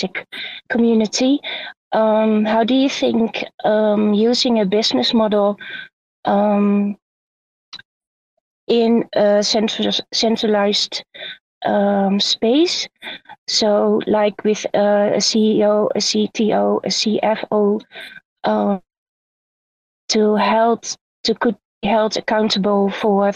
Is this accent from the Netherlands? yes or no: yes; Netherlands; English is a second language; I'm from Holland